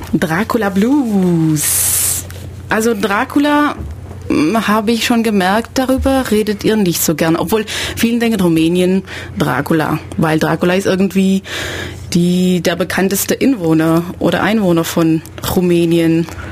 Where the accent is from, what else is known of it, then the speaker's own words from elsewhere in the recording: Belgium; now in Ulm, Germany; ich bin Belgierin